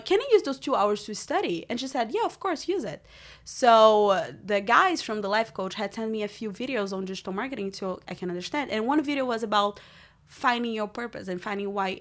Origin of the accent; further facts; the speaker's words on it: Brazil; English is a second language; also born or lived in Rio de Janeiro; now in United States; I grew up in Brazil